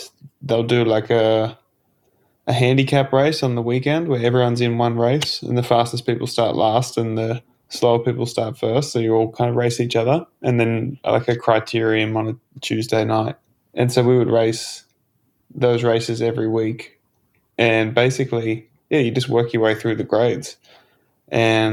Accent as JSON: {"language": "English", "town": "Port Macquarie", "region": "New South Wales", "country": "Australia", "tie": "born or raised there", "said": "growing up in Port Macquarie"}